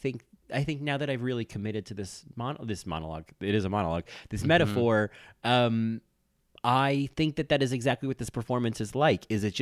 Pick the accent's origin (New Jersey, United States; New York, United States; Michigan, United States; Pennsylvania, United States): New Jersey, United States; I'm from New Jersey.